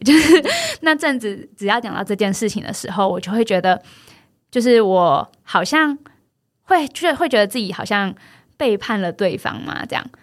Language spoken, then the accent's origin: Chinese; Yunlin County, Taiwan; moved away; 我虽然是一个云林人，但好像我是真的到了，嗯，就是回到云林当老师开始，才重新再认识云林